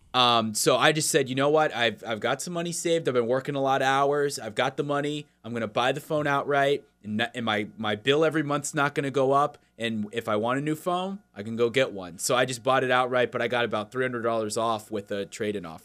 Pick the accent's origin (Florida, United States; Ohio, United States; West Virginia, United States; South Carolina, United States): Florida, United States; moved away